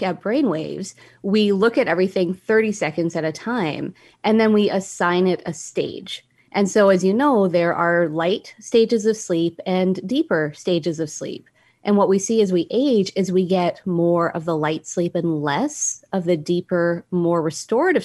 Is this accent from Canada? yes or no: yes; Canada; now in United States; I'm Canadian.